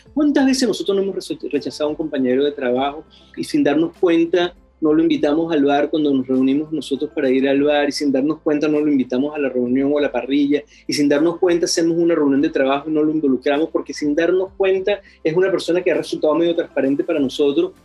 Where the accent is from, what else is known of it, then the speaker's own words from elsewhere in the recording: Venezuela; now in Chile; soy venezolano